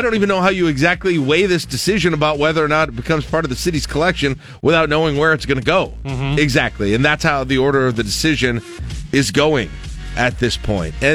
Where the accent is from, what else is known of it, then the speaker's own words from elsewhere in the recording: Toronto, Ontario, Canada; no I'm from Toronto.